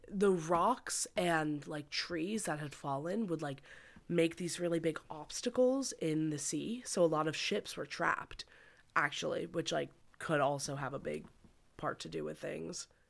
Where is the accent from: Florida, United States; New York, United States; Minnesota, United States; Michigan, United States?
New York, United States; Westchester; Whenever there were hurricanes in my hometown